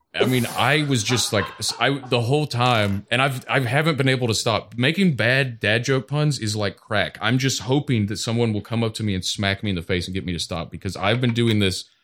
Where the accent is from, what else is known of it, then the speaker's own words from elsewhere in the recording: Toledo, Ohio, United States; Toledo, Ohio